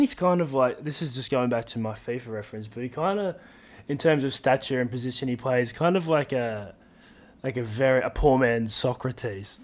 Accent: Australia; being Australian

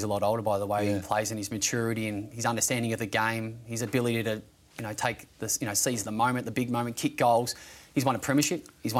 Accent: Bendigo, Victoria, Australia; The true story is I grew up in Bendigo.

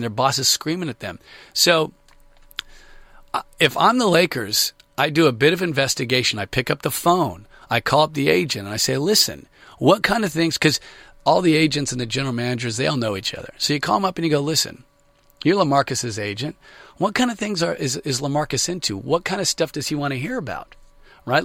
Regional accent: Sacramento, California, United States; I grew up in Sacramento

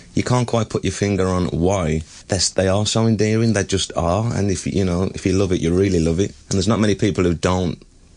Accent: Liverpool, North West England, United Kingdom; accent: Liverpool

